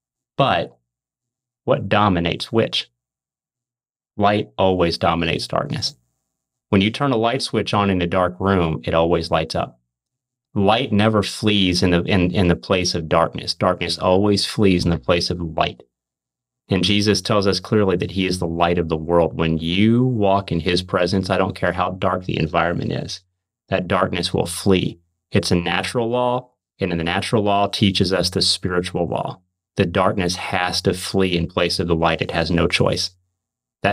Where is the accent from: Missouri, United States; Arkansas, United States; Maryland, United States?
Missouri, United States; I'm from Missouri